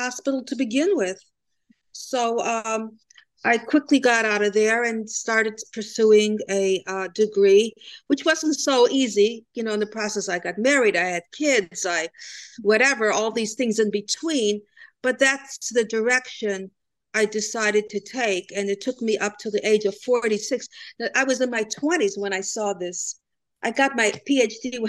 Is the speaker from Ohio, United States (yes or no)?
yes; Cleveland, Ohio, United States; also born or lived in Germany; now in New Jersey, United States; I was brought up in Cleveland, Ohio.